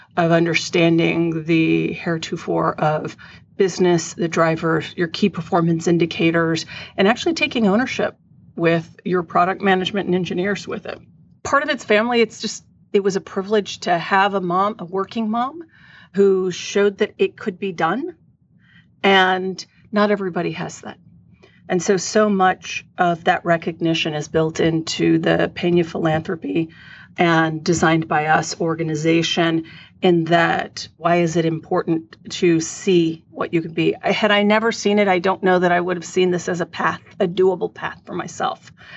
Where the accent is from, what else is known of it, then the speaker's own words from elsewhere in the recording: San Antonio, Texas, United States; growing up in San Antonio, Texas